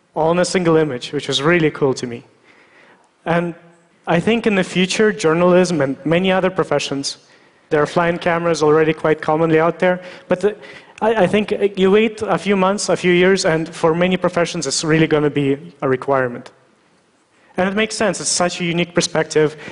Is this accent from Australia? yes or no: no; Russia; I was born in Russia